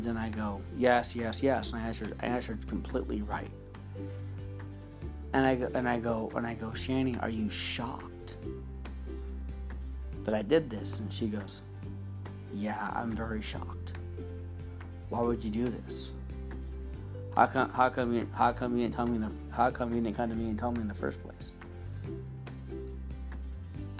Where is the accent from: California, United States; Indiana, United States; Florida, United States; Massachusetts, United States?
California, United States; also born or lived in Dublin; I was born and raised here in California all my life, you know, since I was about 5.